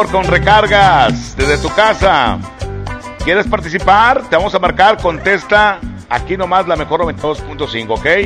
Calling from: Escobedo, Nuevo León, Mexico; De Escobedo.

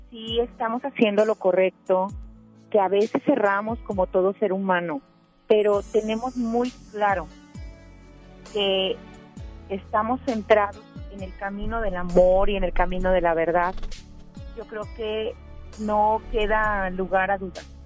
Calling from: San Nicolás de los Garza, Nuevo León, Mexico; Estoy hablando aquí de San Nicolás, de los Garza, Nuevo León.

